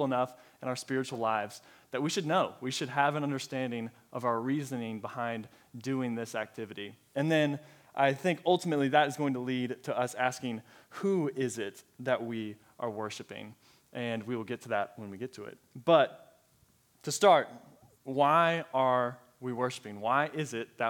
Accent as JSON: {"language": "English", "region": "Colorado", "country": "United States", "tie": "born or raised there", "also_born_or_lived": "Texas", "moved": "as an adult", "lives_now": "Allen, Texas, United States", "said": "I am originally from Colorado. It's my home state, born and raised there, and then moved down to Texas a couple years ago, and I have stayed"}